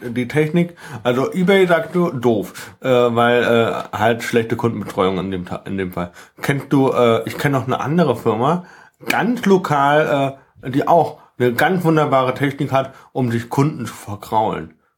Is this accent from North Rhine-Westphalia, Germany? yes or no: no; Lünebach, Rhineland-Palatinate, Germany; ich wurde äh, in meiner Heimat Lünebach ganz oft gezwungen, in die katholische Kirche zu gehen